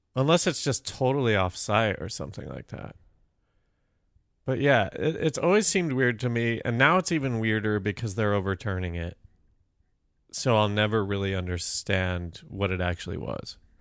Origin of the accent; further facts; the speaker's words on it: Colorado, United States; moved away; growing up in Colorado